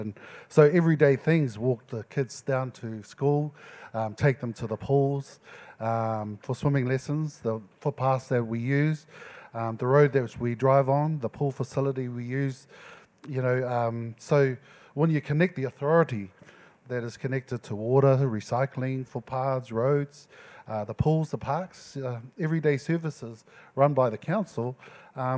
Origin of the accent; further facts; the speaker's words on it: Auckland, New Zealand; So this is my home, Auckland.